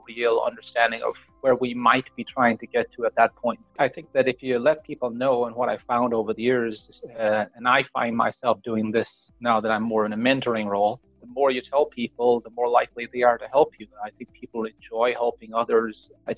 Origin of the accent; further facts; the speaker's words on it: Tipperary, Munster, Ireland; moved away as an adult; also born or lived in Dublin, Ireland; now in Connecticut, United States; I spent most of my time in Tipperary. I grew up on a farm, which was a horse and chicken farm.